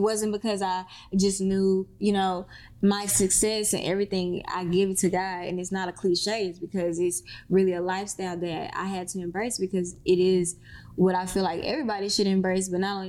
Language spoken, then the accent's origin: English; Mississippi, United States; now in Atlanta, United States; I came from Mississippi to Atlanta with absolutely nothing.